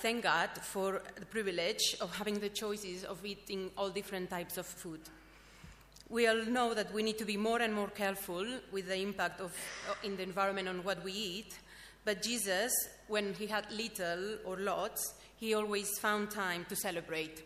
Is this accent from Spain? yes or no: yes; Spain; moved away as an adult; now in London, United Kingdom; I'm from Spain